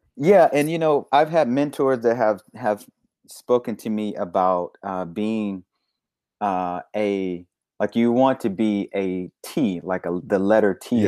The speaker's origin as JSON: {"language": "English", "town": "Little Rock", "region": "Arkansas", "country": "United States", "tie": "born or raised there", "moved": "yes", "said": "I'm from Little Rock, Arkansas, born and raised"}